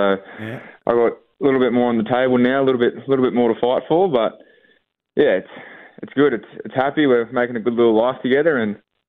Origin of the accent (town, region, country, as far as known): Orange, New South Wales, Australia; born or raised there